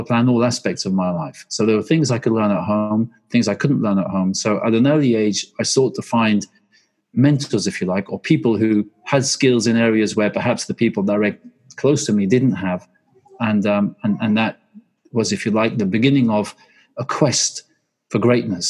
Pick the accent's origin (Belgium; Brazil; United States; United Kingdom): Belgium; moved away; I grew up in Belgium. I'm half Swedish and half English, and we lived in the countryside